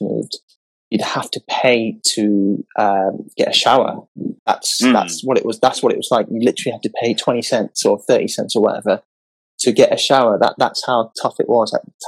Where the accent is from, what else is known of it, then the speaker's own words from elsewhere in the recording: London, United Kingdom; I was born in London. In fact, where I grew up in London, the first part of my 10 years